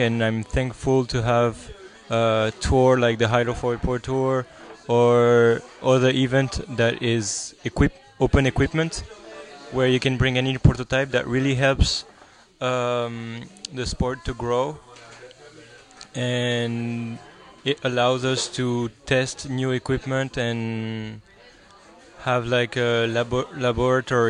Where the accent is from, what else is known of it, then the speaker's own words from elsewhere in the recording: France; from France